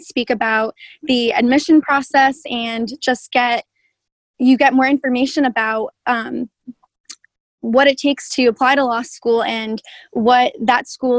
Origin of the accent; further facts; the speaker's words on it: Connecticut, United States; moved away as an adult; now in Waco, United States; I am a senior from Connecticut.